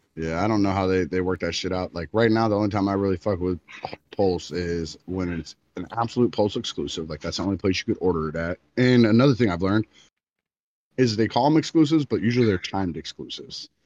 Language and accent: English; Florida, United States; I'm from Florida